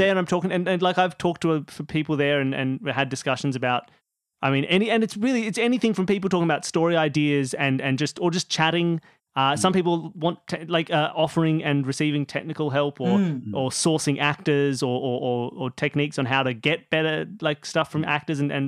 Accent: Australia; It's hard being Australian in an internet space

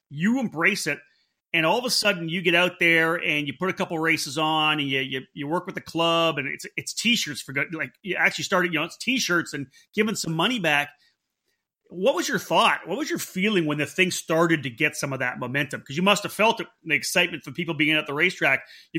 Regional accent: East Coast, United States; now in Northern California, United States; You know, I came from the East Coast here.

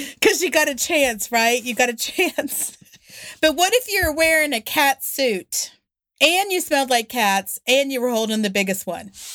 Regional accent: West Virginia, United States; also born or lived in Alabama; I'm from West Virginia. This is how we all talk.

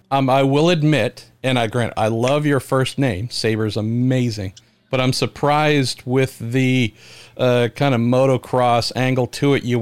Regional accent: Colorado, United States; growing up in Colorado as well

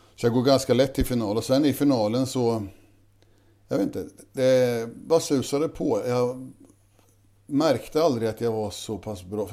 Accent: Tidersrum, Östergötland, Sweden; born or raised there

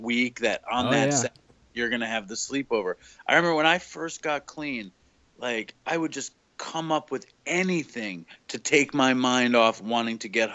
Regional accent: New York City, New York, United States; also born or lived in Suffolk County, New York; I grew up in New York City. I am a quintessential middle class Jewish New York City guy

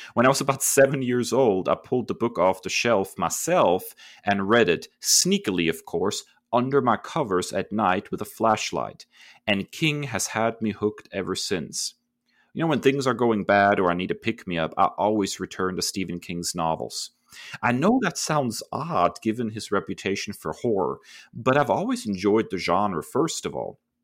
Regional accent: Germany; Growing up in Germany

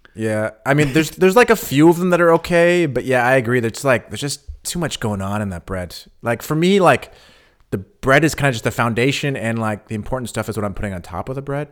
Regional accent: California, United States; now in Berlin, Germany; I grew up in California

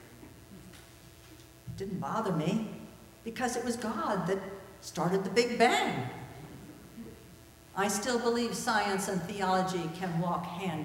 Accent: New Jersey, United States; When I was a child growing up in New Jersey

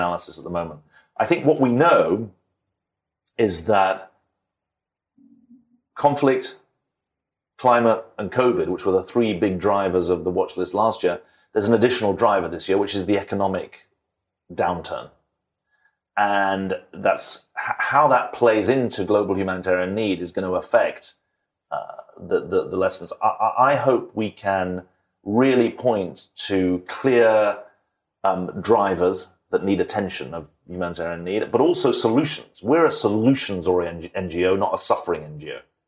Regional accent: United Kingdom; moved away; I'm a British citizen, so I'm very proud of being British

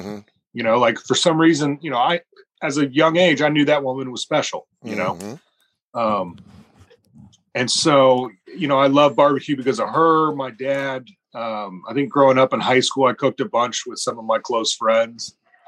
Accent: Houston, Texas, United States; moved away as an adult; now in Lexington, United States; I was born in Houston and raised.

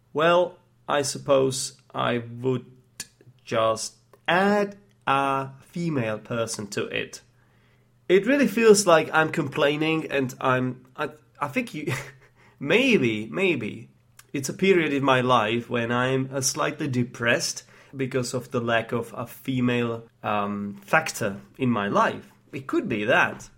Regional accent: Prague, Czechia; English is a second language; moved away as an adult; I grew up in Prague, uh, the capital of the Czech Republic.

